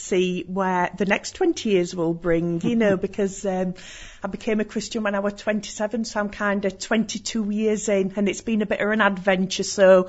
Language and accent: English; Yorkshire and the Humber, United Kingdom; Well, being a Yorkshire lass, you know, I think we're just very welcoming.